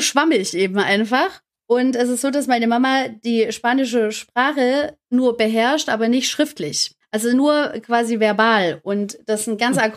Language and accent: German; Stuttgart, Baden-Württemberg, Germany; komme aus Stuttgart, auch gebürtige Stuttgarterin